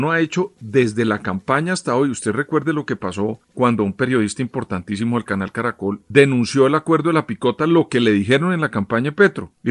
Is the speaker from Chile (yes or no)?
no; Colombia; como observador y como colombiano